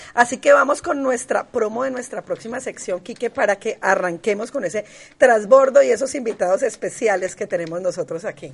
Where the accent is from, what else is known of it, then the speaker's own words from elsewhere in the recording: Cali, Valle del Cauca, Colombia; yo caleña, no de nacimiento, pero sí de crianza, muy enamorada de Cali